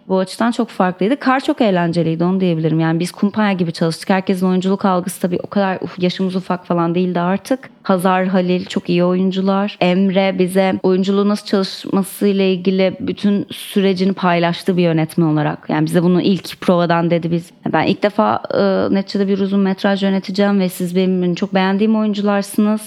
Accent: Istanbul, Turkey; çocukluğum İstanbul'da geçti

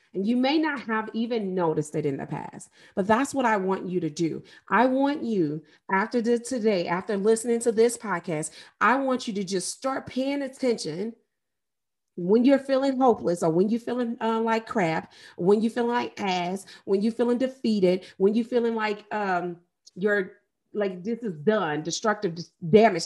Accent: St. Louis, Missouri, United States; I am from Saint Louis, Missouri, and I lived, literally grew up and graduated near the area where Mike Brown was murdered.

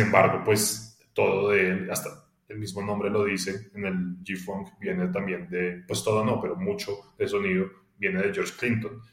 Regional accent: Colombia; yo crecí en Colombia

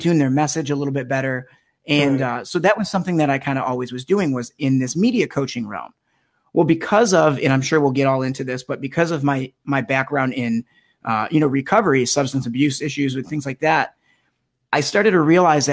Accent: Melvindale, Michigan, United States; also born or lived in East Lansing, Michigan; I'm originally from Metro Detroit. I grew up in a little town called Melvindale, just on the southwest border of Detroit

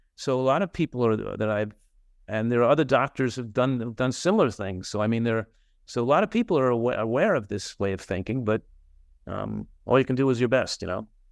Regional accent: New Jersey, United States; now in California, United States; in my hometown in New Jersey

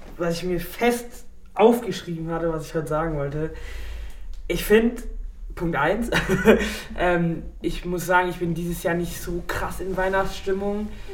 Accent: Ladenburg, Baden-Württemberg, Germany; bei uns in Ladenburg

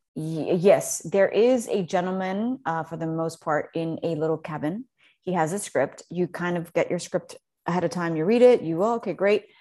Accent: Mexico City, Mexico; growing up in Mexico City was, is, it's a big deal

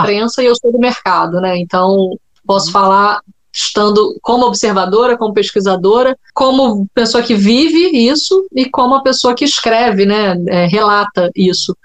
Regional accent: Brazil; eu sou brasileira

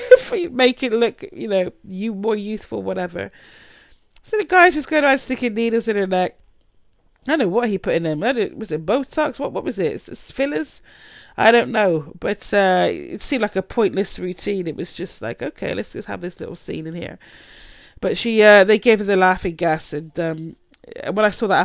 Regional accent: United Kingdom; I'm British

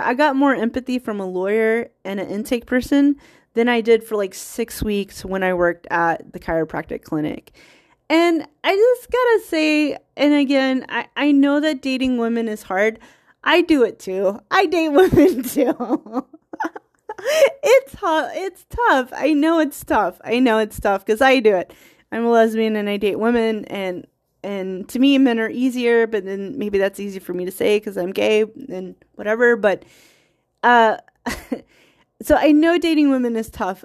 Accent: United States; I'm American who predominantly Scottish heritage

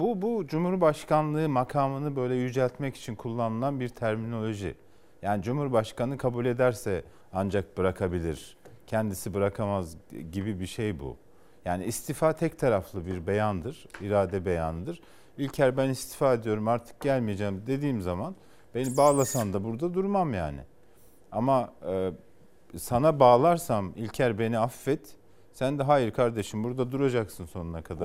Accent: Kars, Kars Province, Turkey

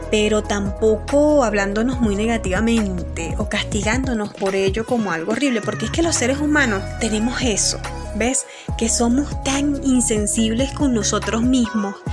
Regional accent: Churuguara, Falcón, Venezuela; sobre todo de donde vengo, de Churuguar, Estado Falcón, Venezuela, eh, las pérdidas eh, sobre el COVID, ¿no? hemos perdido muchísimas personas valiosas para nuestra ciudad

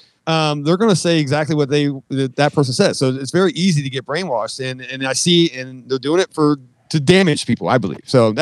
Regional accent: San Francisco, California, United States; I'm like, dude, I grew up in San Francisco.

